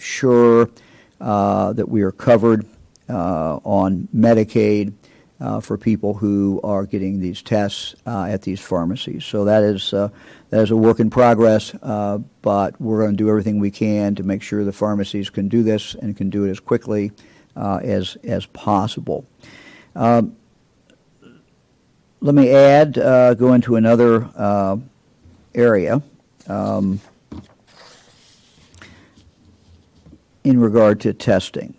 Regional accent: Yellow Springs, Ohio, United States; Fran and I grew up in Yellow Springs

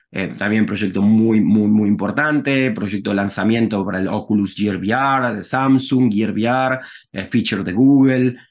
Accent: Rosario, Santa Fe, Argentina; moved away as an adult; also born or lived in United States; now in Barcelona, Spain; soy de Rosario, Argentina, como Messi y vivo en Barcelona

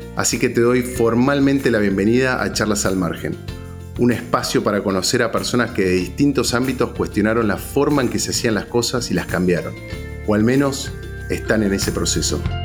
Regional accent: Argentina; nosotros como argentinos

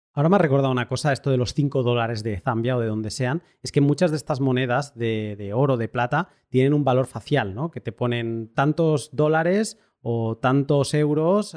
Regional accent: Catalonia, Spain; yo como buen catalán que soy

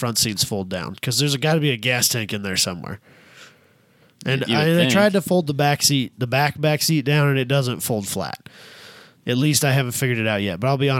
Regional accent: small town Iowa, United States; born or raised there; moved away

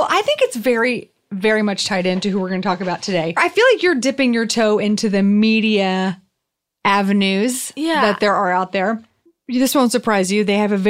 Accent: the South, United States; accent: southern; It was my southern accent.

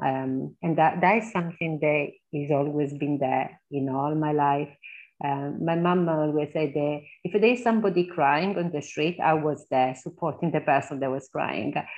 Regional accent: Southern Italy, Italy; English is a second language; moved away as an adult; also born or lived in Birmingham, England; now in England; I come from the South

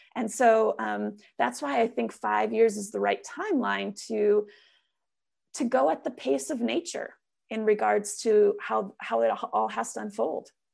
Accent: Minnesota, United States; now in Oregon, United States; coming from Minnesota, growing up in Minnesota

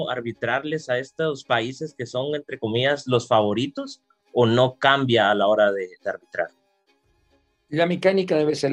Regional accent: Guatemala; muchas veces uno como guatemalteco, uno podría decir

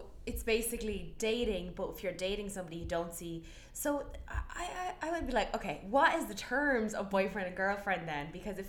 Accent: Ireland; moved away as an adult; now in New York, United States; I've been here 3 years. No, I mean, look, when I left Ireland, I was too young

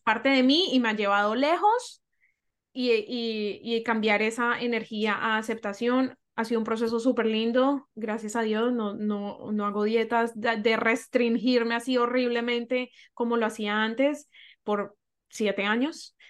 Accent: Colombia; moved away as an adult; now in Toronto, Canada; crecí en Colombia, en una cultura que amo

